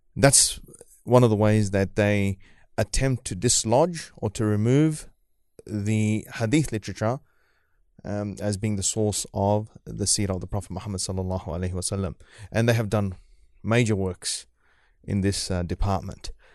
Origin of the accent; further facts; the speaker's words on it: New Zealand; moved away as an adult; also born or lived in Fiji; now in Australia; I grew up in New Zealand, so I'm, I'm pretty used to the, the cold